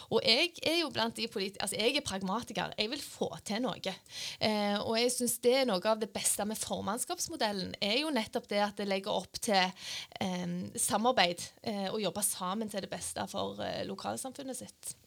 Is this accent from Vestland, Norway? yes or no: no; Randaberg, Rogaland, Norway; moved away; Jeg er fra Randaberg.